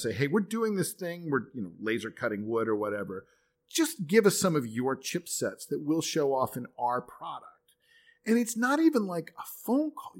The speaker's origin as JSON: {"language": "English", "country": "United States", "said": "as an American"}